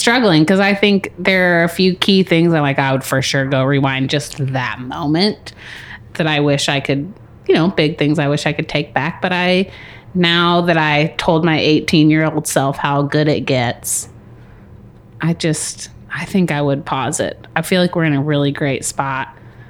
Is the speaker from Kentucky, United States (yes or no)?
yes; Kentucky, United States; also born or lived in Indiana; now in Marion, Indiana, United States; I grew up in Kentucky. So I did all my like education. I mean... the bulk of it down in Kentucky.